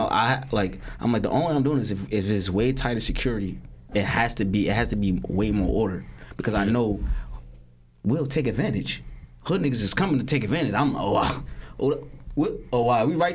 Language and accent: English; Newark, New Jersey, United States; I'd rather fight in my hometown